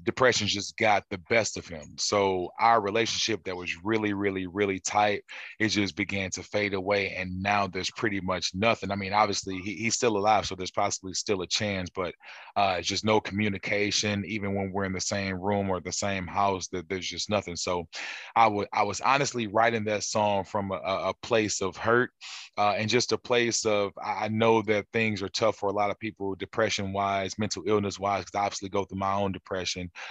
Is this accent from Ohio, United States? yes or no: no; St. Louis, Missouri, United States; also born or lived in Memphis, Tennessee; St. Louis, Missouri, originally